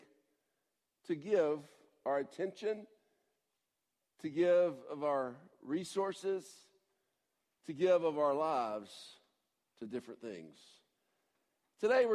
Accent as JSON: {"language": "English", "town": "Atlanta", "region": "Georgia", "country": "United States", "moved": "yes", "said": "I'm from Atlanta"}